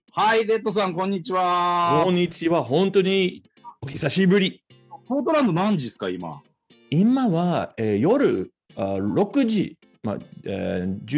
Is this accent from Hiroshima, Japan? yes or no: no; Tokyo, Japan; 東京生まれ、東京育ちはい。で、ずっと、あの渋谷区のです